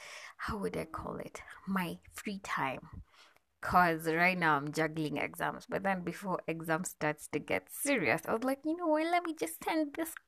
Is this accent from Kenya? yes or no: yes; Nairobi, Kenya; I am from Nairobi, Kenya